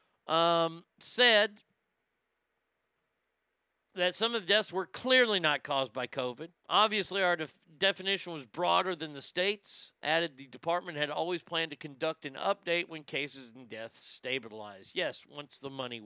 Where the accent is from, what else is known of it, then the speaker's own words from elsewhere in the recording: United States; me as an American